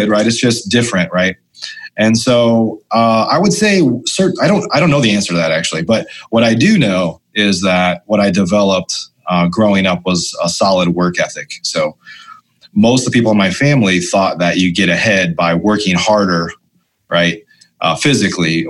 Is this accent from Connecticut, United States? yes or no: no; Illinois, United States; moved away as an adult; also born or lived in Chicago; now in Dallas, United States; I grew up in Illinois